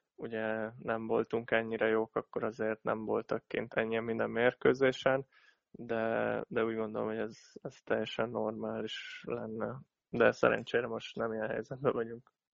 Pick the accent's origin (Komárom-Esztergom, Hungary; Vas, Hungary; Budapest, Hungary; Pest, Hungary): Vas, Hungary; Szombathely; itt nőttem fel